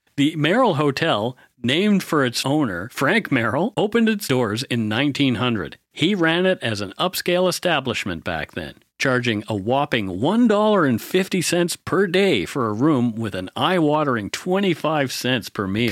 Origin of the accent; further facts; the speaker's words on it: Bridgewater, Nova Scotia, Canada; that's what my hometown was like, too. Bridgewater